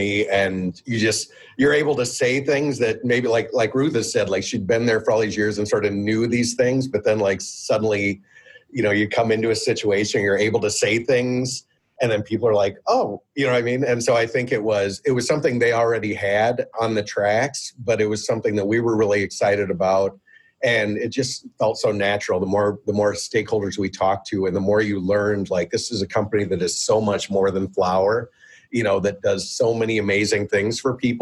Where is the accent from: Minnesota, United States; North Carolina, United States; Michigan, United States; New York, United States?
Minnesota, United States; Minneapolis; We're all from Minneapolis